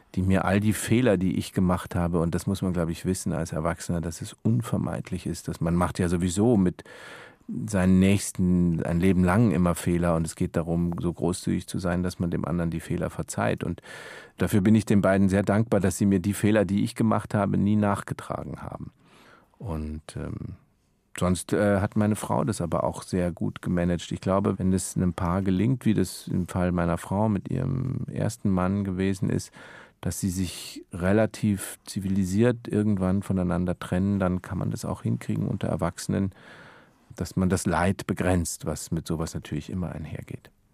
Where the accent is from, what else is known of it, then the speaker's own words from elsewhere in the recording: Munich, Bavaria, Germany; now in Berlin, Germany; als geborene Münchner